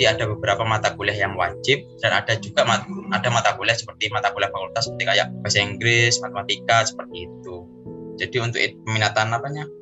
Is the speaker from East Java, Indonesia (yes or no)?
yes; Situbondo, East Java, Indonesia; Asal saya dari Situ Bondo, dan saya merupakan angkatan mahasiswa tahun 2018.